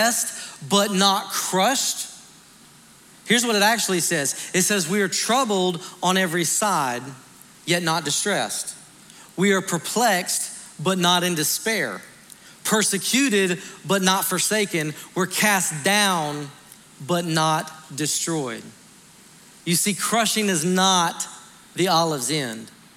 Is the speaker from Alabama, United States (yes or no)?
yes; Montgomery, Alabama, United States; moved away; my hometown of Montgomery, Alabama